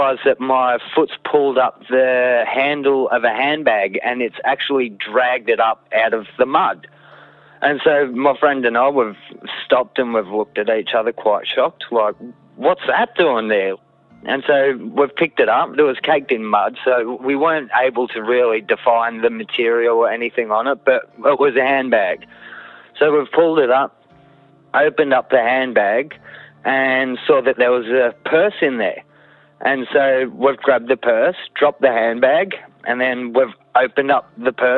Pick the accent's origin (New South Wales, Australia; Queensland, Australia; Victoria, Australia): Victoria, Australia; Kananook; I grew up in Cannanook